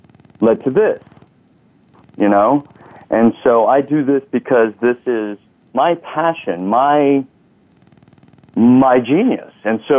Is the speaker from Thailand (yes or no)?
yes; Thailand; also born or lived in Texas; now in United States; You know, we came from Thailand, and then I graduated with a bachelor's in public health in San Antonio, Texas.